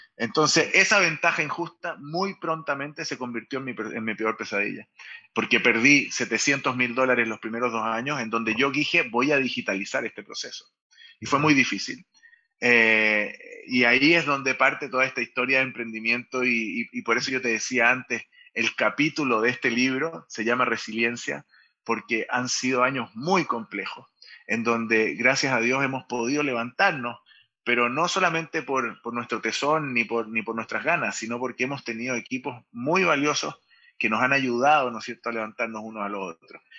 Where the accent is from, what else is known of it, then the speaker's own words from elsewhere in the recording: Chile; also born or lived in Israel; soy israelí chileno, a los tres años me vengo a Chile, nací en Israel